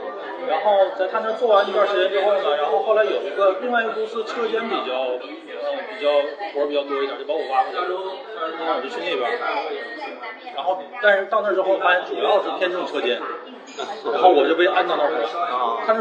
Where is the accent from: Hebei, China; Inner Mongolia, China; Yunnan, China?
Inner Mongolia, China; moved away; 在我老家那边，在内蒙那边。